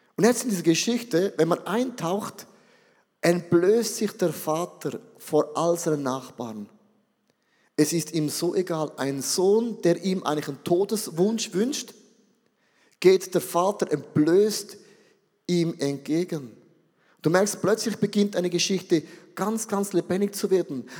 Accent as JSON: {"language": "German", "country": "Switzerland"}